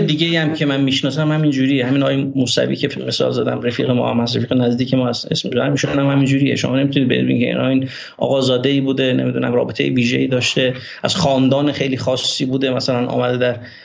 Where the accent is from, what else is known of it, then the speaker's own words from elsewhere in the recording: Meshginshahr, Ardabil Province, Iran; first language Azerbaijani; Persian is a second language; من متولد 11 آذر ماه 1363 در روستای فخرآباد شهرستان مشکین شهر استان اردبیل هستم و توی دامنه های سبلان بزرگ شدم